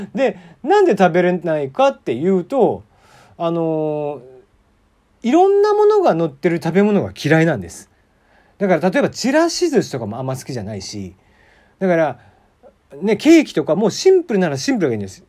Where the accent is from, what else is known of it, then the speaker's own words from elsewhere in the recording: Kagoshima, Japan; accent: Kagoshima dialect mixed with Hakata and Kansai; moved away as an adult; also born or lived in Fukuoka; now in Tokyo, Japan; 鹿児島生まれ、鹿児島育ちです。で、えっ、と、18まで鹿児島にいて